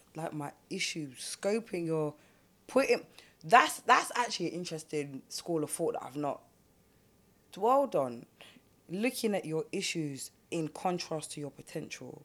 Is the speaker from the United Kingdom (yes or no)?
yes; London, United Kingdom; I grew up in South. I didn't grow up on the block